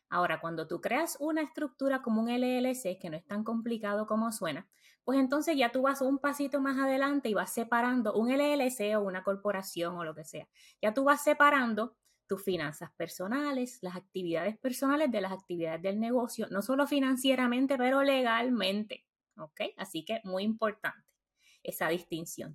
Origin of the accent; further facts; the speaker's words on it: Puerto Rico; moved away as an adult; now in United States; Nací y crecí en Puerto Rico